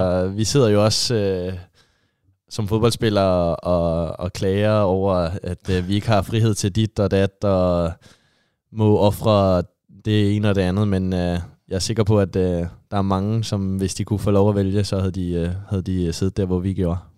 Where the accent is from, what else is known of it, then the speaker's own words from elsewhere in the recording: just south of Copenhagen, Capital Region of Denmark, Denmark; moved away as an adult; now in Haugesund, Norway; jeg kommer jo lige syd fra København